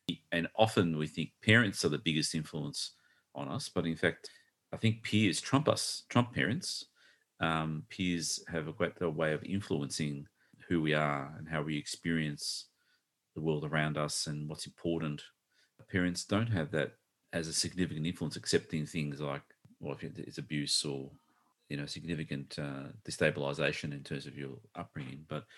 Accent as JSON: {"language": "English", "town": "Melbourne", "region": "Victoria", "country": "Australia", "tie": "born or raised there", "said": "We grew up in Brunswick, East Brunswick, yep, which is a northern suburb."}